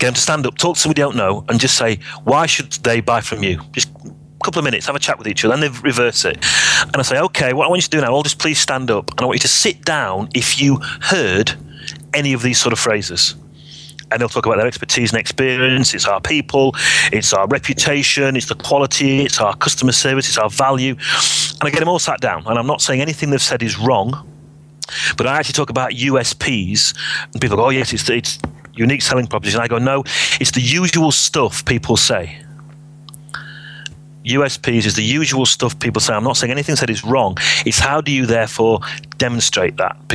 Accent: Sheffield, Yorkshire and the Humber, United Kingdom; I was from Sheffield

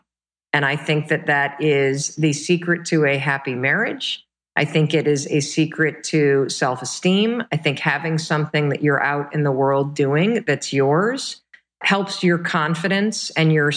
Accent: Midwest, United States; also born or lived in Michigan; we were the kind of family growing up in the Midwest

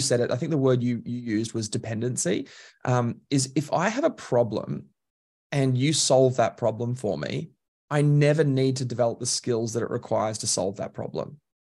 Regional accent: Queensland, Australia; now in Melbourne, Australia; I describe myself as Queenslander by birth, Melbourneian by choice

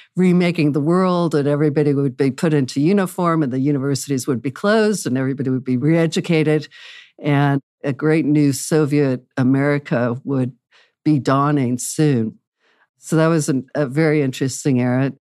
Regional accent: Wichita, Kansas, United States; I was raised in Wichita, Kansas.

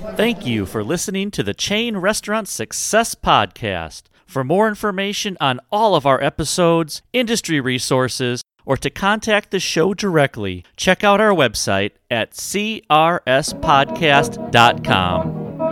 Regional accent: Wisconsin, United States; moved away as an adult; now in Arizona, United States; I was from Wisconsin

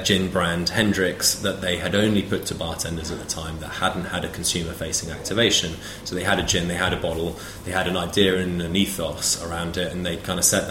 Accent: London, United Kingdom; also born or lived in Paris; I grew up mainly in London, to be honest with you. I went to school here

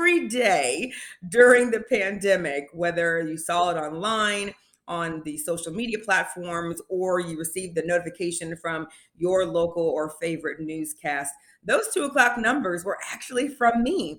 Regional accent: Indianapolis, Indiana, United States; moved away as an adult; now in Tennessee, United States; back home in Indianapolis, I am from Indianapolis, Indiana.

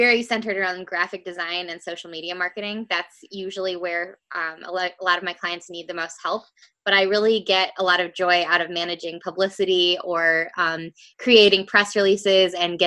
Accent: Rockford, Illinois, United States; I am from the Chicago area, specifically Rockford, Illinois in the U.S.

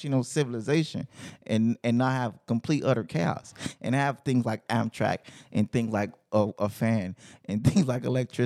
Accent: United States; We are Americans

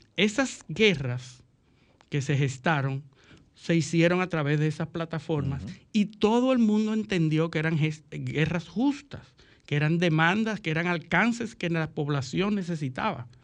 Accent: Dominican Republic; como dominicanos

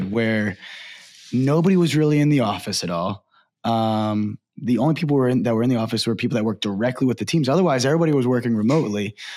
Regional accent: Baltimore, Maryland, United States; I'm from Baltimore, uh, grew up there

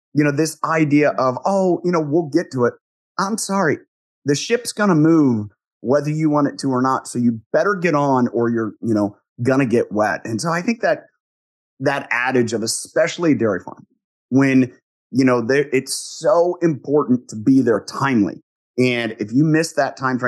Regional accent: Ohio, United States; So I grew up in the Midwest. I grew up on a dairy farm

